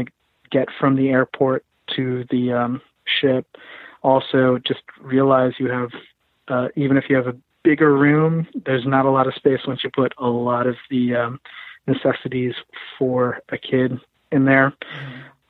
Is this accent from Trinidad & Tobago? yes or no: no; Philippines; I'm Filipino